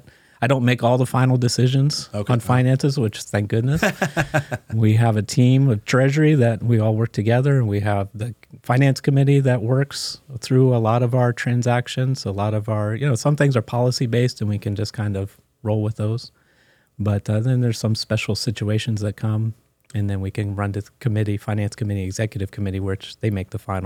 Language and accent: English; Maryland, United States; I grew up in Maryland, Washington, D.C. area. So lived there my first 30 years, and my family is not one that moves.